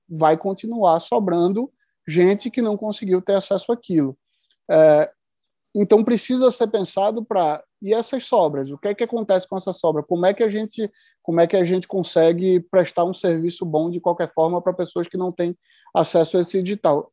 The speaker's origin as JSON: {"language": "Portuguese", "region": "Pernambuco", "country": "Brazil", "said": "eu sou pernambucano e estou no interior de Pernambuco agora"}